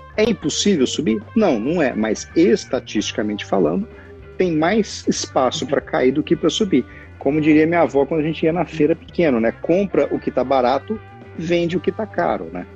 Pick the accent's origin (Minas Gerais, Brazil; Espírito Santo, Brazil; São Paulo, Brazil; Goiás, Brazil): Goiás, Brazil; Bom Jesus de Goiás; desde quando eu era menino pequeno em Bom Jesus de Goiás, que meu avô produzia leite